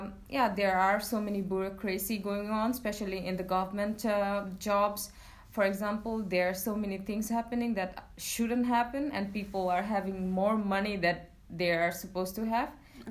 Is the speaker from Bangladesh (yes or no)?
yes; Bangladesh; I'm 25 years old and I'm from Bangladesh.